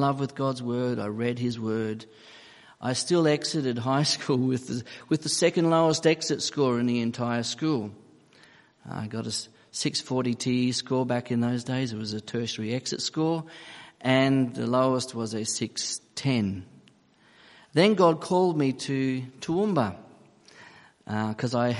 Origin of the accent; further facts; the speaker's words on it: Papua New Guinea; moved away; also born or lived in Australia / Gold Coast, Queensland; I was born in Papua New Guinea, and I'd been flown to Australia to undergo surgery on my feet